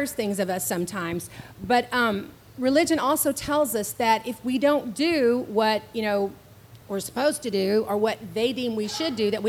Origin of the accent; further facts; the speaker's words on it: Houston, Texas, United States; now in San Antonio, United States; when I was a little girl growing up in Houston, Texas